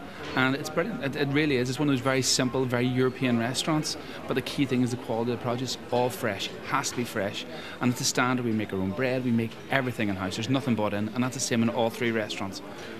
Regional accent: Belfast, Northern Ireland, United Kingdom; also born or lived in London; I'm originally from Belfast, yes.

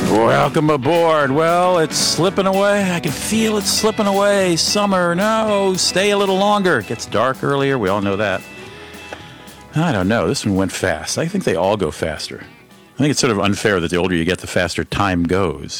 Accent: St. Paul, Minnesota, United States; my hometown here in St. Paul

